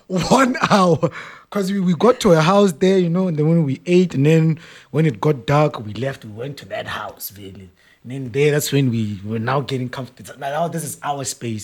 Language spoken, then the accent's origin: English; Johannesburg, Gauteng, South Africa; We're from Joburg.